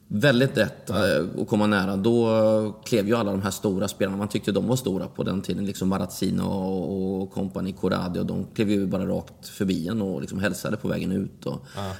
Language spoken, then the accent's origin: Swedish; Linghem, Östergötland, Sweden; also born or lived in Mjölby; i klubbhuset hemma i Linghem